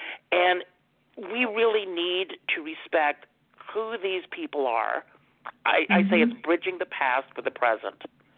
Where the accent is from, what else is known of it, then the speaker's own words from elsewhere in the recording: South Carolina, United States; I had a great mentor when I was growing up in South Carolina.